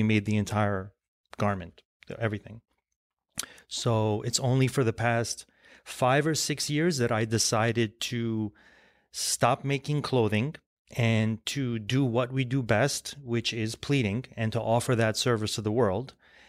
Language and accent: English; Lebanon; born there; My family is, we're Armenian, we're of Armenian descent, and I was born in Lebanon, and there still is a factory in Lebanon.